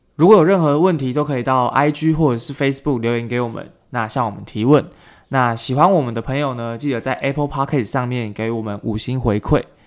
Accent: Keelung, Taiwan; 就是我的家乡基隆

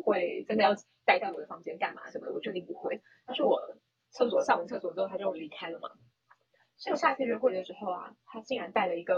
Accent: Taiwan; 我男朋友呢，他觉得我是个台妹，反正我就很常在他面前讲说我是台妹。

